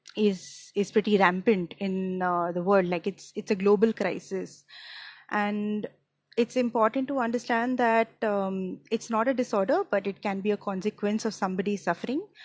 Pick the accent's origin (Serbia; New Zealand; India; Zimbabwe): India; Mumbai, Maharashtra; I am from Mumbai, India